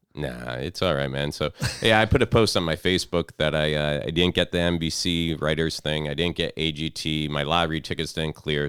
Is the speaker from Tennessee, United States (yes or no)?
no; Fort Pierce, Florida, United States; now in Orlando, United States; I was down in Fort Pierce, like, around my hometown